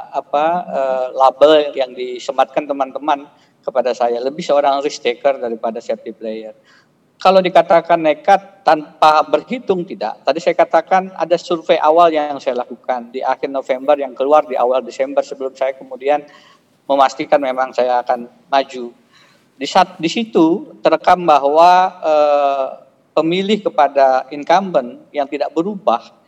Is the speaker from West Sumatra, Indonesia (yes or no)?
no; Kotabaru, South Kalimantan, Indonesia; moved away as an adult; also born or lived in United States / Australia / Jakarta / Yogyakarta; ini tanah kelahiran saya. Saya lahir di Kota Baru, uh, Pulau Laut